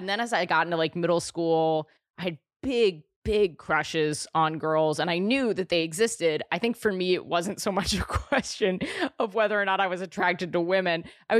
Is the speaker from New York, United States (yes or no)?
yes; New York City, New York, United States; New York City. I'm born and raised here in the city.